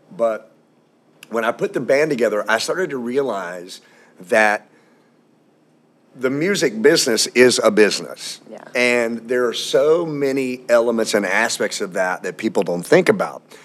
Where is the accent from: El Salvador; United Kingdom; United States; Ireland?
United States; Louisville, Kentucky; also born or lived in outside Atlanta, Georgia; now in Atlanta area, United States; I'm from Louisville, Kentucky